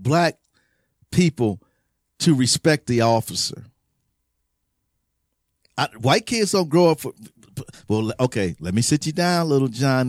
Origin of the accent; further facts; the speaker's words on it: Los Angeles, California, United States; born there; Where I'm really from? And I was born here before that.